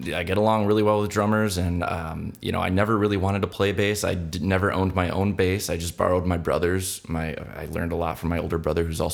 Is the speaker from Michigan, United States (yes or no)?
yes; Big Rapids, Michigan, United States; I'm from Big Rapids, which is about an hour north of Grand Rapids